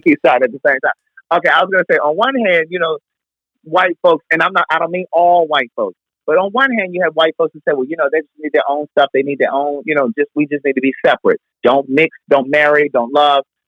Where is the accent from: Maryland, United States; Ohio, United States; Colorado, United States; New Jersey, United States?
Maryland, United States; Baltimore; Baltimore, my hometown